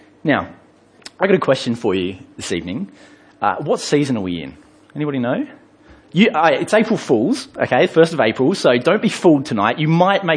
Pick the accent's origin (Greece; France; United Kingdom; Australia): United Kingdom; England; I grew up in England